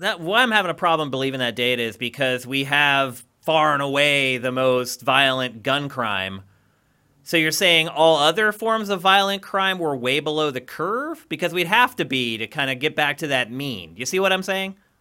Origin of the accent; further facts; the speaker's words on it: Pennsylvania, United States; moved away; also born or lived in California; I'm from Pennsylvania